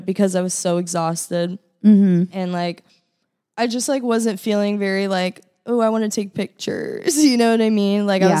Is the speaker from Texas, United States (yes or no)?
yes; Austin, Texas, United States; moved away; I'm from Austin.